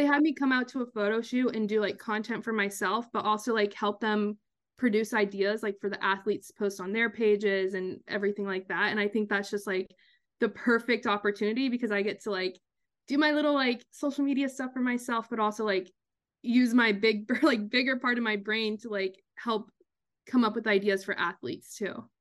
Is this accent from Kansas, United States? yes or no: yes; Kansas, United States; born or raised there; moved away as an adult; also born or lived in Long Island, New York; now in New York, United States